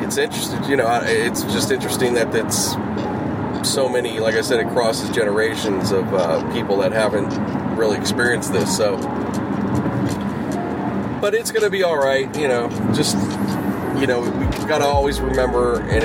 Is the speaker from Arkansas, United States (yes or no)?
no; Pittsburgh, Pennsylvania, United States; moved away; Growing up in Pittsburgh